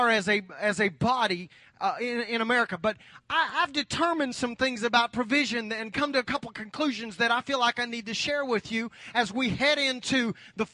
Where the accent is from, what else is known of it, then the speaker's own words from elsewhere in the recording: United States; as American Christians